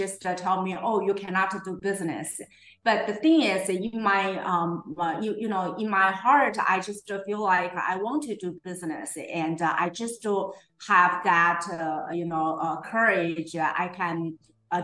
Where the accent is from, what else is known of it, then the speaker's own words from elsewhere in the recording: China; English is a second language; moved away as an adult; also born or lived in San Diego, United States / Irvine, United States; now in Las Vegas, United States; And I came from China. Immigrated to US with my parents when I was 20 years old.